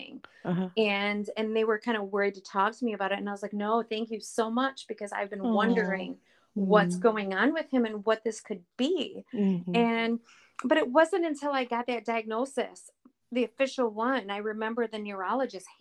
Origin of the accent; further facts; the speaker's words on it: Flint, Michigan, United States; also born or lived in Burton, Michigan; I am from the Flint, Michigan area.